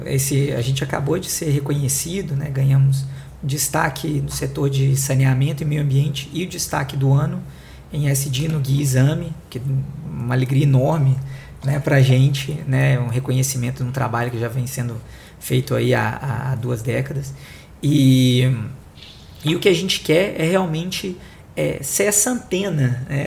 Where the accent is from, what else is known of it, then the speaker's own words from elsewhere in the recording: Belo Horizonte, Minas Gerais, Brazil; accent: mineiro; sou de Belo Horizonte, é, atuei né, a minha vida inteira é, em BH